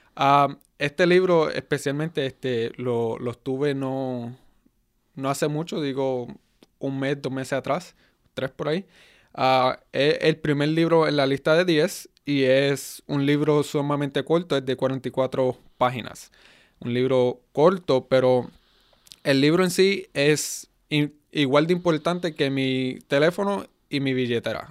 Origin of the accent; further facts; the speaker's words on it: United States; first language Spanish; also born or lived in Puerto Rico; fui criado en Estados Unidos